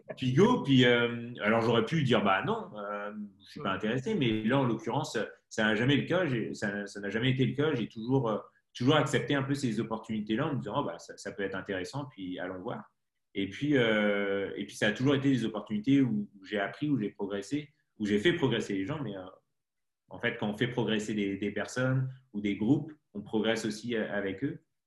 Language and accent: French; Brittany, France; moved away as an adult; also born or lived in Paris; Je suis breton, donc je suis pas du tout de citadin de base